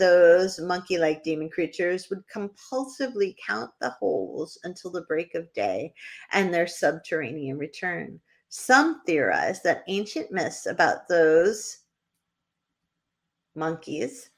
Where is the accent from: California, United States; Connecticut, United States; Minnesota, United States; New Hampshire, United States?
New Hampshire, United States; I mispronounce everything because I'm from New Hampshire